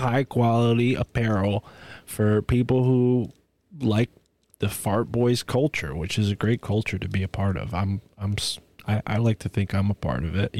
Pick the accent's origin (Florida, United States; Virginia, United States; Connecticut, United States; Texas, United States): Connecticut, United States; in Connecticut. In my hometown